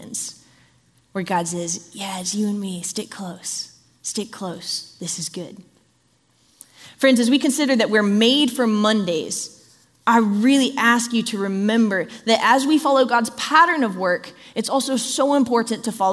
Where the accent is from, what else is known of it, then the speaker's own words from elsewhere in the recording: Southern California, United States; I grew up in Southern California, which is earthquake country.